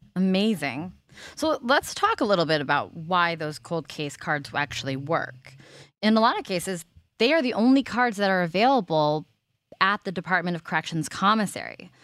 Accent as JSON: {"language": "English", "town": "Los Angeles", "region": "California", "country": "United States", "tie": "born or raised there", "said": "I'm from Los Angeles"}